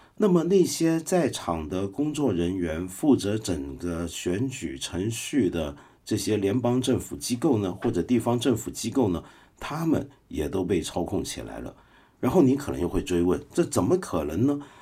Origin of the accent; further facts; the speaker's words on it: Guangdong, China; 我们广东人